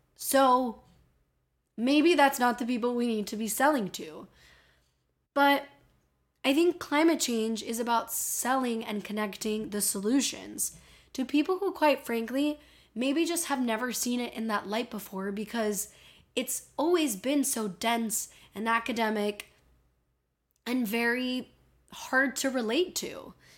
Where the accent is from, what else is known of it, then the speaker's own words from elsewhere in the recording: Miami, Florida, United States; accent: Miami; my Miami accent's